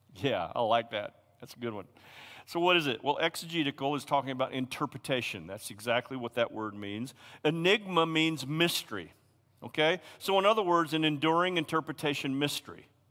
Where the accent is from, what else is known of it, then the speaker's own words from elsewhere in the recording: Tennessee, United States; I'm a hillbilly from Tennessee